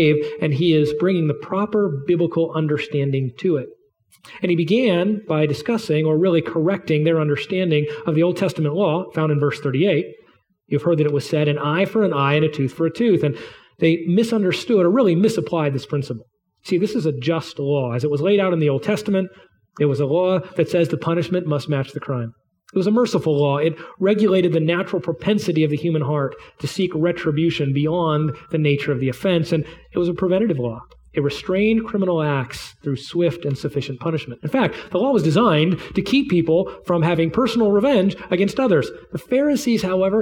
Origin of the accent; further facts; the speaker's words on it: United States; as an American